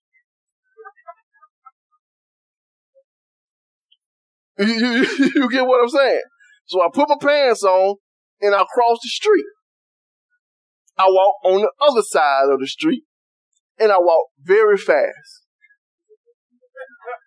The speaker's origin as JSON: {"language": "English", "country": "United States", "said": "I was from Cedar Park"}